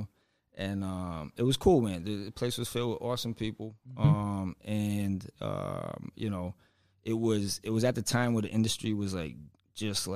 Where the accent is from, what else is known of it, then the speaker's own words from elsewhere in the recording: Central Falls, Rhode Island, United States; also born or lived in North Smithfield, Rhode Island; I grew up in Central Falls, and then and then we moved to North Smithfield when I was 15